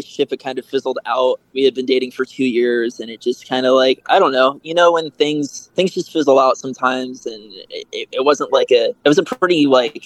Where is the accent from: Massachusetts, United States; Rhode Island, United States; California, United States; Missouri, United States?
California, United States; San Luis Obispo; moved away as an adult; also born or lived in Denver; now in Los Angeles, United States; I grew up in California originally. I'm from a town called San Luis Obispo